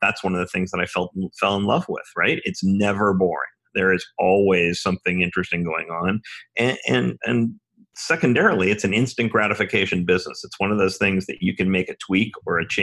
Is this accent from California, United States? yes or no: yes; Los Angeles, California, United States; moved away as an adult; also born or lived in Ithaca, New York; I grew up in Los Angeles. I was born and raised on the west side of Los Angeles